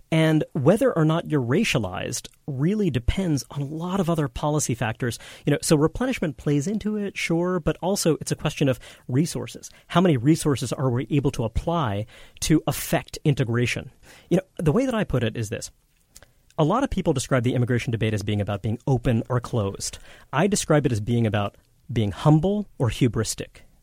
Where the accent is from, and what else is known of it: New York City, New York, United States; born or raised there